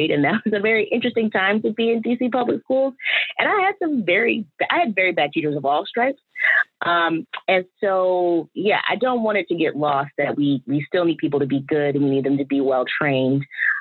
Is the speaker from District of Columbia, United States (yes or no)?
yes; Washington, District of Columbia, United States; also born or lived in Durham, North Carolina; I'm born and raised in Washington, DC